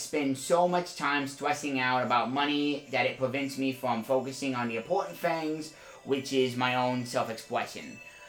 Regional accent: San Juan, Puerto Rico; I grew up in San Juan, as did my mom and her parents.

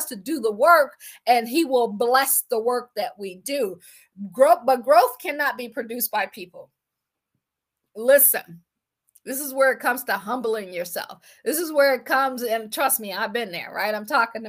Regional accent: Akron, Ohio, United States; I am from Akron, Ohio

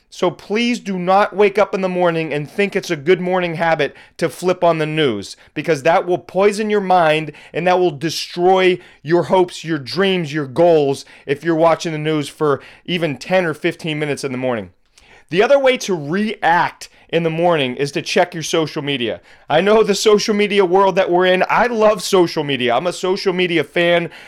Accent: Pittsburgh, Pennsylvania, United States; also born or lived in Boston; moved back to my hometown of Pittsburgh

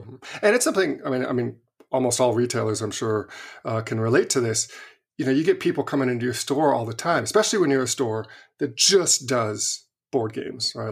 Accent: Visalia, California, United States; moved away; I grew up in Visalia

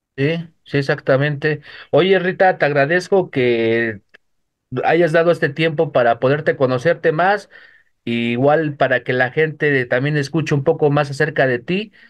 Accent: Mexico City, Mexico; De la Ciudad de México.

